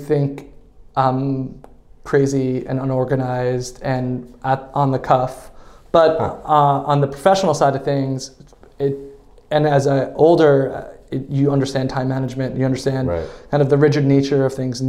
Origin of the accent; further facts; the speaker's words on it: Huntington, New York, United States; We grew up in Long Island in Huntington. We spent majority of our time there